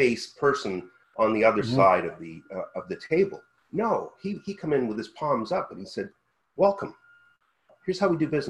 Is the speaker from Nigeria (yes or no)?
no; Canada; as a Canadian